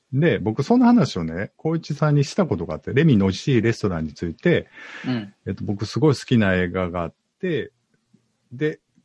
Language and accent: Japanese; Osaka, Japan; 僕大阪なんですけど、今大阪住んでるんですけど